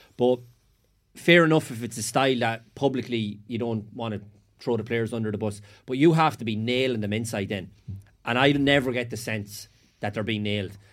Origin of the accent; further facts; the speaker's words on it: Sligo, Connacht, Ireland; I was from Sligo